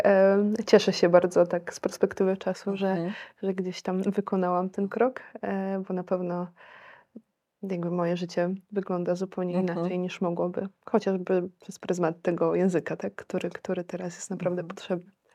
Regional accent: Warsaw, Masovian Voivodeship, Poland; moved away as an adult; also born or lived in India; jestem z Warszawy

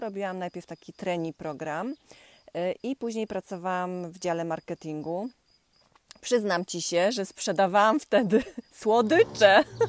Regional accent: Poland; ja pochodzę z Pomorza, e, z okolic Borów Tucholskich

